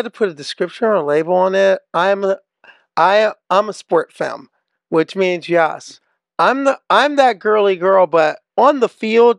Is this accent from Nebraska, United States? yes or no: yes; Nebraska, United States; I grew up I grew up in Nebraska.